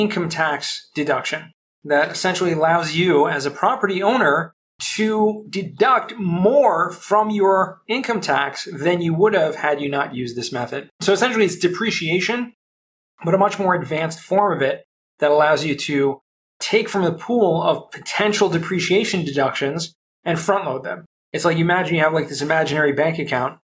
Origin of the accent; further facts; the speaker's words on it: Southern California, United States; moved away as an adult; also born or lived in Los Angeles / San Diego; now in Jerusalem, Israel; I grew up in Southern California, so I spent most of my days in LA and San Diego